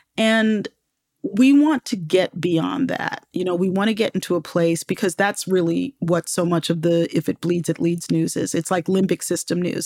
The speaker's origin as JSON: {"language": "English", "town": "Baltimore", "region": "Maryland", "country": "United States", "tie": "born or raised there", "also_born_or_lived": "New York", "said": "I lived in New York until I was six, you know, and right at the age of six, we moved to Baltimore"}